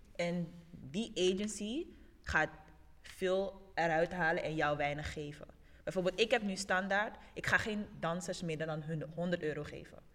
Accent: Suriname; now in Netherlands; Ik kom uit Suriname

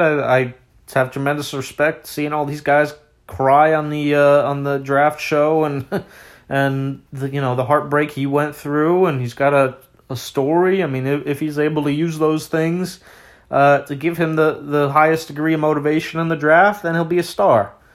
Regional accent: Washington, District of Columbia, United States; my hometown, uh, Washington, D C

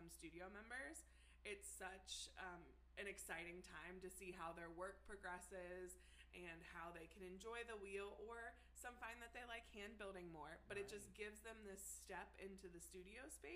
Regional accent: Cincinnati, Ohio, United States; I am Cincinnati born and bred.

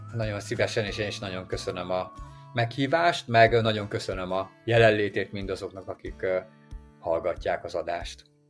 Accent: Hungary; ha mi magyarok vagyunk

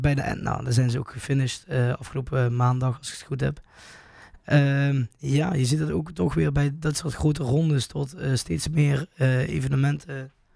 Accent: Valkenburg, Limburg, Netherlands; accent: Limburg; uit Valkenburg, hè? vlak bij de Koberg

